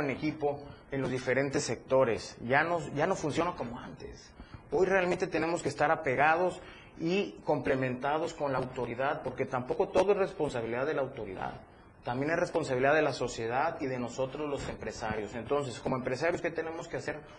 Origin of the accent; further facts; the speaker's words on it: Chiapas, Mexico; yo soy chiapaneco, entonces me interesa mucho voltear a mi estado